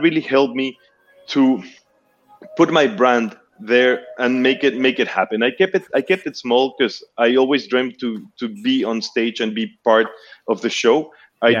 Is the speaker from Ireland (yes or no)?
no; Peru; moved away as an adult; now in Montreal, Canada; I'm originally from Peru.